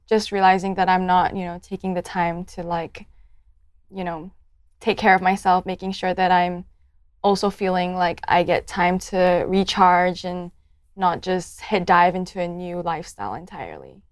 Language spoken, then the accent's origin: English; Malaysia; moved away as an adult; now in Adelaide, Australia; I'm from Malaysia. I'm ethnically Chinese